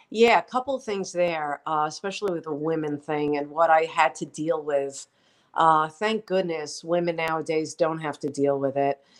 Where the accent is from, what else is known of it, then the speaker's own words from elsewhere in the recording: New York, United States; accent: New York; I'm proud of my New York roots. That's why I did not work on getting rid of my accent